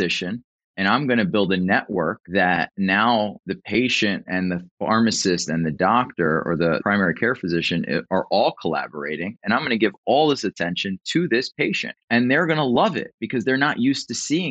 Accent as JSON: {"language": "English", "town": "Philadelphia", "region": "Pennsylvania", "country": "United States", "tie": "born or raised there", "moved": "as an adult", "lives_now": "Florida, United States", "said": "born and raised in Philly, man, born and raised in South Philadelphia"}